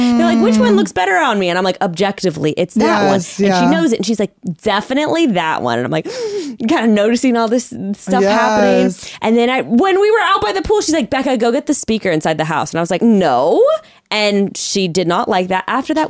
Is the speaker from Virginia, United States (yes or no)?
no; Fresno, California, United States; moved away as an adult; also born or lived in Irvine; I'm from Fresno.